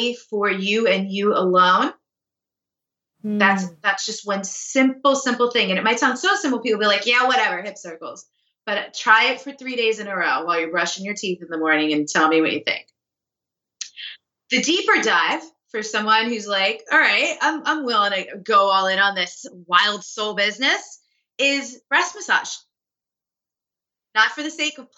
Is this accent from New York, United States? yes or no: yes; New York City, New York, United States; I'm a New Yorker, like, I'm a fast paced East Coast type of person